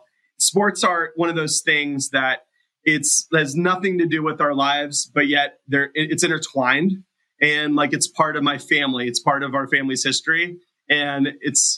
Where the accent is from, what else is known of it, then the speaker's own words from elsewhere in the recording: Youngstown, Ohio, United States; my hometown of Youngstown, Ohio